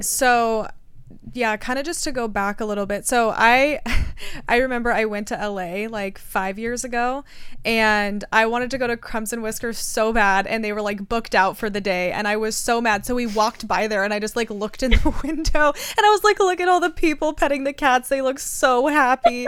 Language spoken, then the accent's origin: English; United States; I grew up in America, very privileged